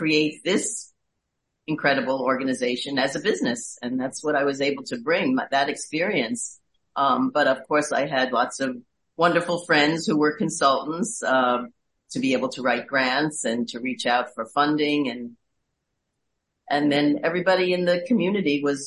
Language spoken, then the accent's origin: English; New York City, New York, United States; I am from Queens. I'm a borough girl.